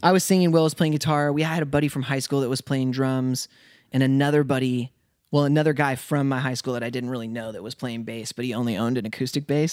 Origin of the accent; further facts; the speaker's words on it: Spokane, Washington, United States; moved away as an adult; also born or lived in Dallas, Texas; I was, like, raised there